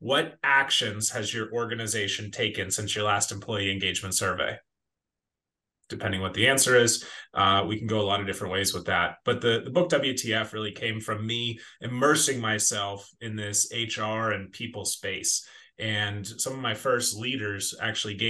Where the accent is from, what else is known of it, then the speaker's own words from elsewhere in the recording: Butler, Pennsylvania, United States; born and raised in Butler on a farm